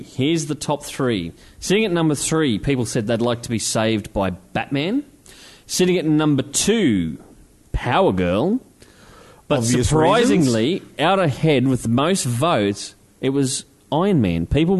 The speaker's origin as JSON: {"language": "English", "town": "Maribyrnong", "region": "Victoria", "country": "Australia", "said": "I come from Maribyrnong. We ain't got shit."}